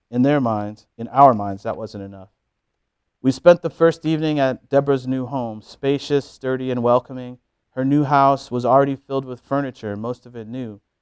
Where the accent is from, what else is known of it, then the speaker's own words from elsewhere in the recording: Missouri, United States; We are both from Missouri. I lived there for much of my life, attending high school in southeast corner of the state, college in Kansas City, and graduate school in Columbia